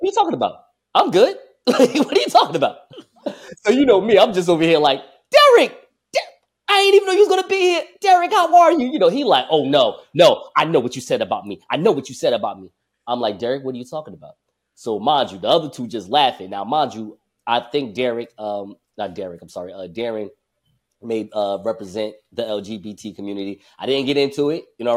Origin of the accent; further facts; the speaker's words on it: Newark, New Jersey, United States; It's a publication here in my hometown, Newark, New Jersey